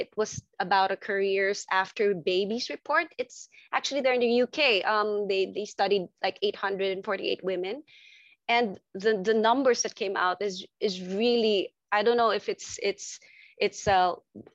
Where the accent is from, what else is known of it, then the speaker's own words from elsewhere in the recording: Manila, Metro Manila, Philippines; I'm from Southeast Asia. I'm from Manila, actually, Philippines